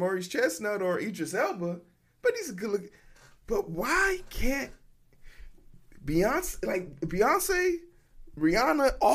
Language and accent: English; Nigeria; I'm Nigerian